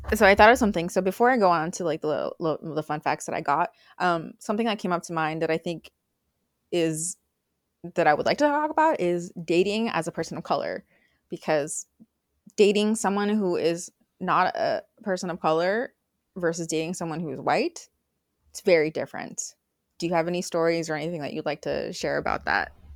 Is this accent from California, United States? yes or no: yes; Bay Area, California, United States; also born or lived in Idaho / Mexico; I grew up in California, Bay Area